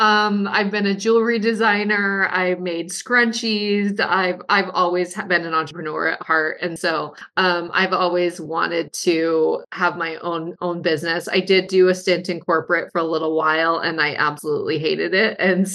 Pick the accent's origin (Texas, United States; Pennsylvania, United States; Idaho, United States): Idaho, United States; Sun Valley; So I'm from Sun Valley, Idaho, originally, which is a very prominent ski resort.